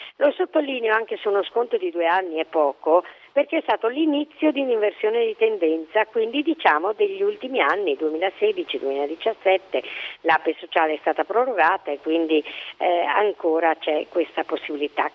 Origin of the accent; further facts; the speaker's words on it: Bolzano, Trentino-Alto Adige, Italy; io sono di Bolzano